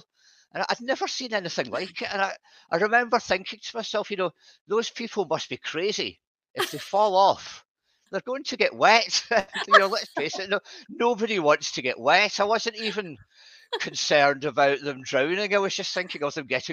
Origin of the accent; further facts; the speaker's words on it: Scotland, United Kingdom; now in Southport, United Kingdom; I'm from Scotland originally